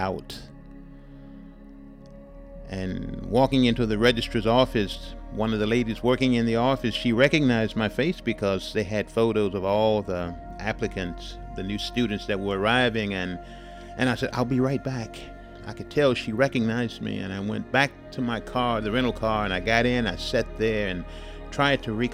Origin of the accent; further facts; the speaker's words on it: Houston, Texas, United States; my hometown of Houston, Texas